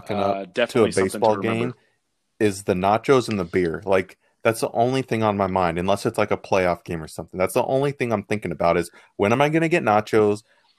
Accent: United States; because I'm an American

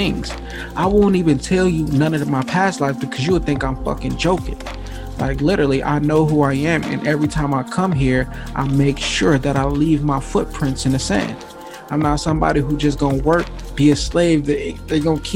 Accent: Gary, Indiana, United States; also born or lived in Atlanta, Georgia; I come from Gary, Indiana. There is no rich people around

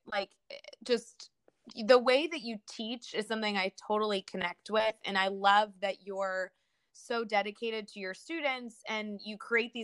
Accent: Chicago, Illinois, United States; I grew up in the Chicagoland area

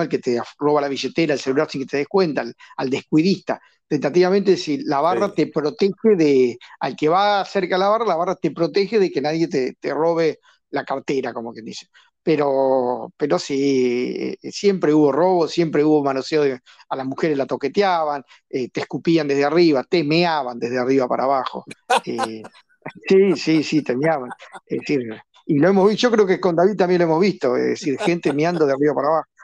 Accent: Argentina; en mi país

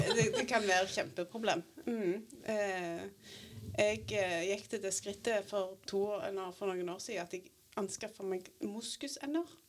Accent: Grødem, Rogaland, Norway; jeg har vokst opp på Grødem, på mitt jordgård.

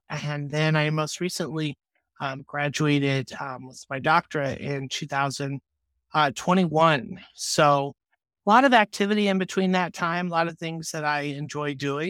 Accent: Colorado, United States; born there; also born or lived in Texas; now in Iowa, United States; So I was born in Colorado in 1987. And we moved throughout the United States.

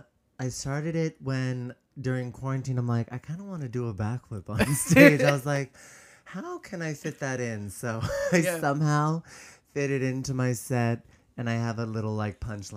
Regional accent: California, United States; I grew up in the Bay, San Francisco Bay Area.

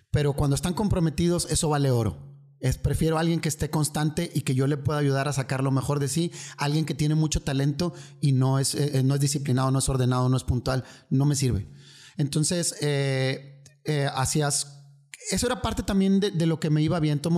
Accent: northern Mexico, Mexico; aparte ya sabes cómo somos los, norteños, somos como muy bullying.

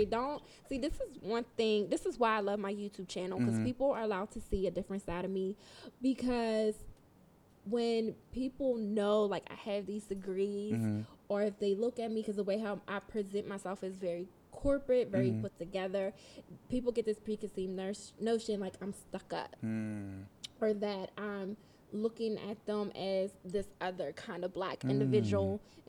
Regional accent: Pittsburgh, Pennsylvania, United States; also born or lived in Reading; No, so I was born in Reading, Pennsylvania, which is a little outside of Philly.

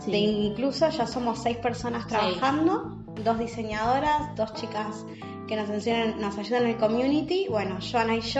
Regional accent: Venezuela; Y yo que soy venezolana.

